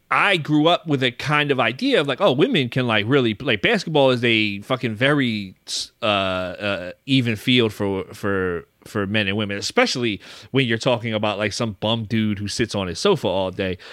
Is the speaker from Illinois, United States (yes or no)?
no; Philadelphia, Pennsylvania, United States; I grew up in Philly